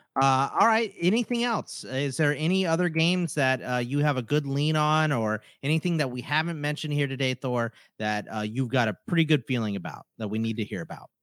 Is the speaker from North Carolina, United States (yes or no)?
no; Texas, United States; My dad's all side of the family's from Pittsburgh, I'm from Texas